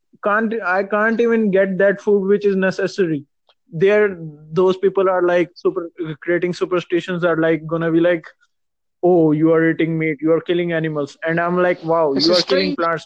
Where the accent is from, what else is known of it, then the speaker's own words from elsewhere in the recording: India; I'm from India.